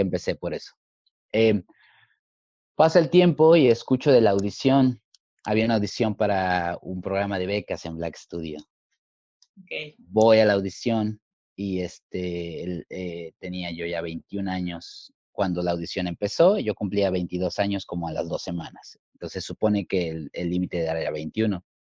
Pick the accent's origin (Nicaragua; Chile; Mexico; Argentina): Mexico; Mexico City; moved away as an adult; also born or lived in New York, United States; now in Los Angeles, United States; soy nacido en la, bueno, en la Ciudad de México y crecí ahí también